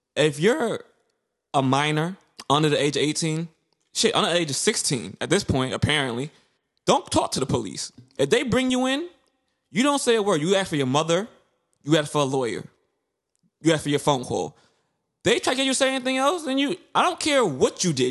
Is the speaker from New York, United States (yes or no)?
yes; New York City, New York, United States; growing, growing up in Brooklyn, especially in the nineties and two thousands